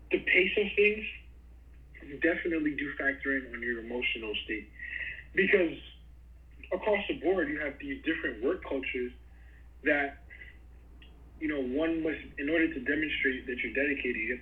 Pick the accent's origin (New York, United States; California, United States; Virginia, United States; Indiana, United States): New York, United States; New York City; as a New Yorker, born and raised and lived there all my life